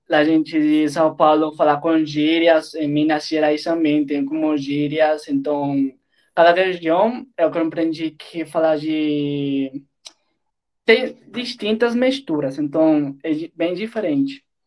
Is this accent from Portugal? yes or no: no; Colombia; Portuguese is a second language; Eu sou da Colômbia e eu tenho 21 anos